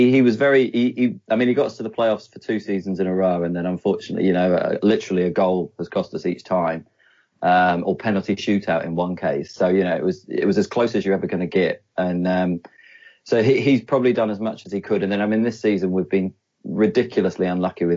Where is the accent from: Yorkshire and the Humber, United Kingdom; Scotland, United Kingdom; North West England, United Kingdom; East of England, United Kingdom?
Yorkshire and the Humber, United Kingdom; Sheffield; moved away as an adult; now in Cambridge, New Zealand; I'm originally from Sheffield, but been over here about 15 years now